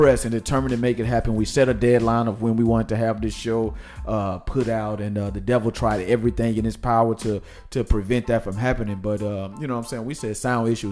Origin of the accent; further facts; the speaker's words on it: Nashville, Tennessee, United States; moved away; We're going to my hometown